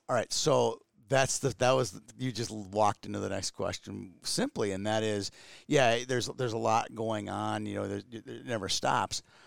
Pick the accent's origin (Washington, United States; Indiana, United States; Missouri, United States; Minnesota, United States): Minnesota, United States; Twin Cities; me growing up in the Twin Cities